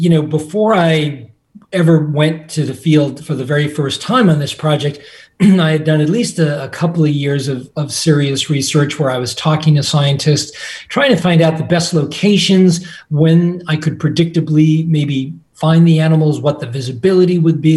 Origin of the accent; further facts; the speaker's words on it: Massachusetts, United States; as a child growing up in Massachusetts